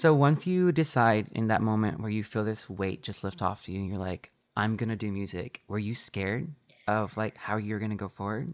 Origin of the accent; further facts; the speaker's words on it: Texas, United States; I'm from Texas